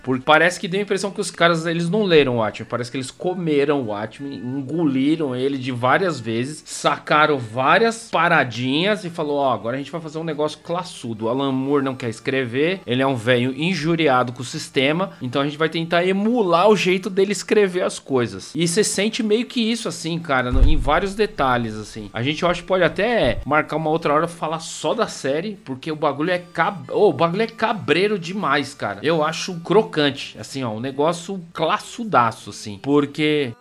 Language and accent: Portuguese; São Paulo, Brazil; eu cresci no Campo Limpo, cara, entre o Campo Limpo e Capão Redondo, Jardim Mitsutani